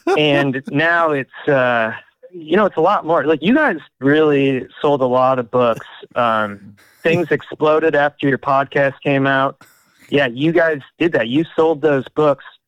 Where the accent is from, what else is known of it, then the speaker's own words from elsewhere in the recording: Detroit, Michigan, United States; I grew up in Detroit